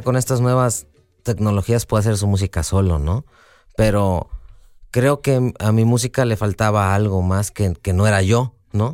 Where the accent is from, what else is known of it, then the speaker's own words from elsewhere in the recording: Xalapa, Veracruz, Mexico; yo soy de Jalapa